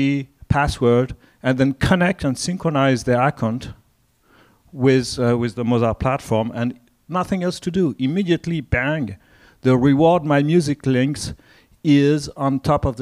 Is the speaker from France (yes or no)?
yes; France; accent: French; English is a second language; I come from France, as you can hear from the accent.